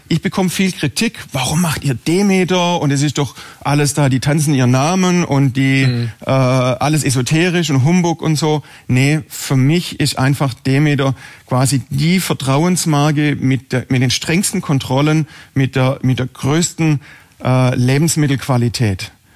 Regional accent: Herrenberg, Baden-Württemberg, Germany; ich backe in sechster Generation in Herrenberg Brot. Ähm, ich habe vor 20 Jahren den Betrieb meiner Eltern übernommen

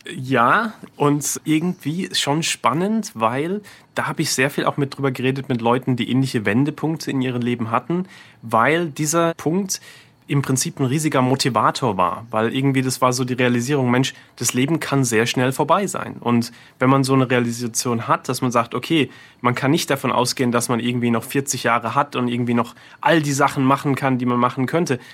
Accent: Heidelberg, Baden-Württemberg, Germany; also born or lived in Bergstadtbach (birthplace, garbled); now in New York City, United States; ich bin in Heidelberg damals aufgewachsen, auch als SWR 3 Hörer damals, in Bergestadtbach vorher geboren und dann in Heidelberg aufgewachsen

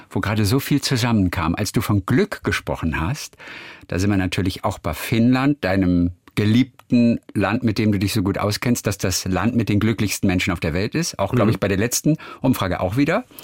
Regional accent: Schleswig-Holstein, Germany; also born or lived in Wedemark; now in Baden-Baden, Germany; aufgewachsen oder geboren bin ich in Norddeutschland

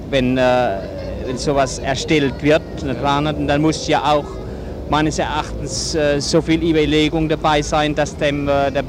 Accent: Norway; German is a second language; Ich bin aus Norwegen, ich verstehe nichts.

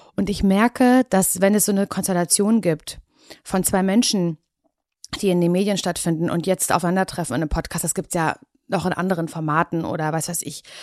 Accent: Parchim, Mecklenburg-Vorpommern, Germany; moved away as an adult; also born or lived in Berlin; Ich komme ja aus Parchim. Ich bin ja. auch wieder zurück nach Parchim gezogen.

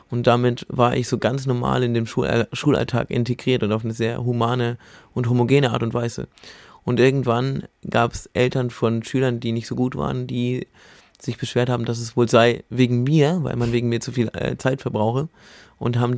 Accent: Bamberg, Bavaria, Germany; Und dann habe ich mich in meiner Heimatstadt in Bamberg drum gekümmert, bin da an die Uni gegangen.

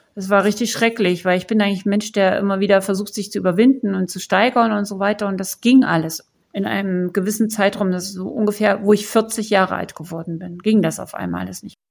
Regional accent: East Germany, Germany; bei uns in der DDR

